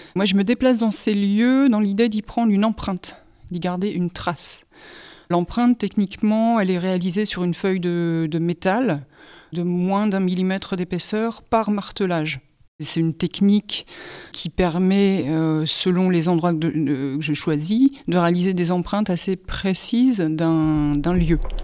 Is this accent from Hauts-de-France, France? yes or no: yes; Hénin-Beaumont, Hauts-de-France, France; also born or lived in Courrières; je suis du bassin minier, j'habite à inin beaumont je suis née à Courrières. J'ai fait toute ma scolarité euh, à Hénin-Beaumont.